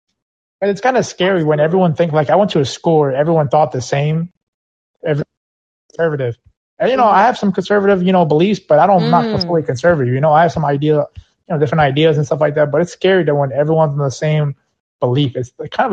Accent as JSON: {"language": "English", "town": "New York City", "region": "New York", "country": "United States", "also_born_or_lived": "California / Florida", "moved": "yes", "said": "I'm from New York, Queens, New York"}